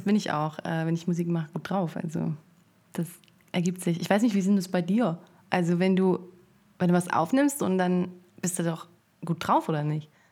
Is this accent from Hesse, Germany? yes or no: yes; Frankfurt, Hesse, Germany; moved away as an adult; now in Berlin, Germany; Ich komme aus Frankfurt am Main